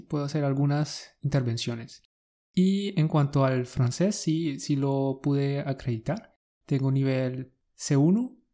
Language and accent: Spanish; Colombia; Somos dos profes colombianos